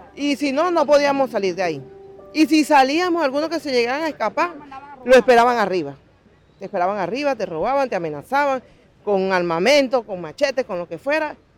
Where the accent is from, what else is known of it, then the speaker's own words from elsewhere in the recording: Venezuela; moved away as an adult; Nosotros queremos estar en nuestro país como siempre, como, como todo venezolano